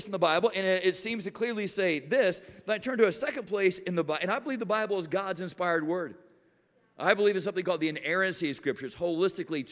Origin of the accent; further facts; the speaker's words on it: Miami, Florida, United States; I'm from South Florida, and man, we do hurricanes in Miami.